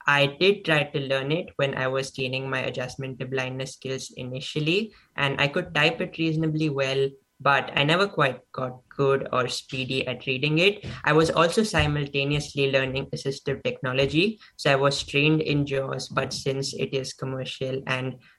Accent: Mumbai, Maharashtra, India; also born or lived in Stanford, California; now in Edgewater, United States; I am originally from Mumbai, India, studying in Stanford, California, currently in Edgewater, New Jersey

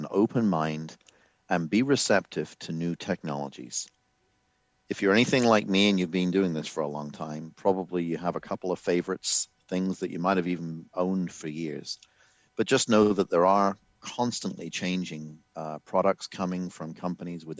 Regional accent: England, United Kingdom; moved away; So I am from England originally

